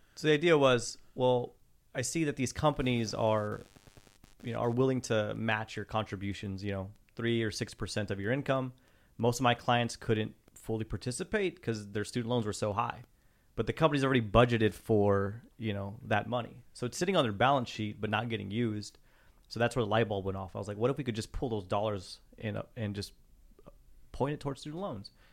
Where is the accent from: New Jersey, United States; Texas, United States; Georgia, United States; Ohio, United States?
Texas, United States; Pecos